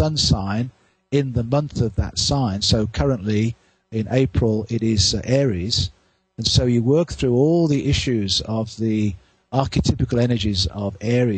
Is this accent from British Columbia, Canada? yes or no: yes; Victoria, British Columbia, Canada; in my hometown of Victoria